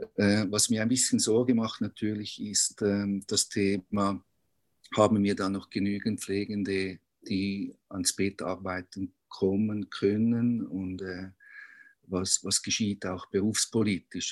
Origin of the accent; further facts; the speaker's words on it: Zurich, Switzerland; Wie man hört, ich komme aus Zürich